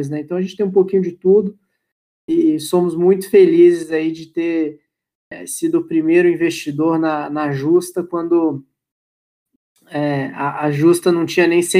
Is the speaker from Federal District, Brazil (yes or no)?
yes; Brasília, Federal District, Brazil; also born or lived in United States / Austria; now in São Paulo, Brazil; eu sou de Brasília, já morei nos Estados Unidos, já morei na Áustria, estou em São Paulo faz uns 7, 8 anos.